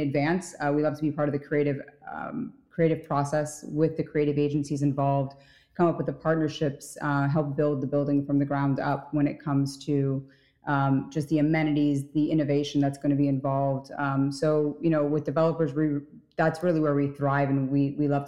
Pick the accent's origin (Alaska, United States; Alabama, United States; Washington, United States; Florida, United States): Florida, United States; Miami; moved away as an adult; also born or lived in New York; Originally, I was from Miami